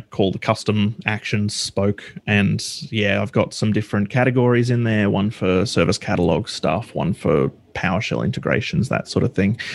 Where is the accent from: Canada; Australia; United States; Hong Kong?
Australia; I'm from Australia